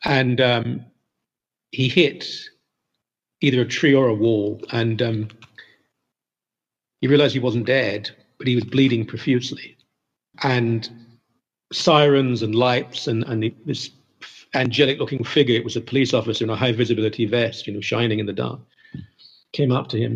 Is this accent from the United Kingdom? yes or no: yes; United Kingdom; moved away as an adult; now in Toronto, Canada; I'm a Brit who's lived in this country 35 years